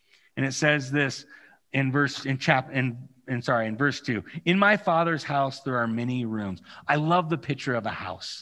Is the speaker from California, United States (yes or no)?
yes; California, United States; moved away; I have the unique experience of growing up in California